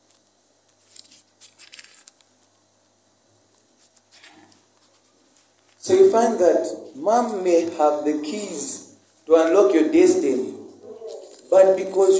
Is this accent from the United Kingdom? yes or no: no; Zambia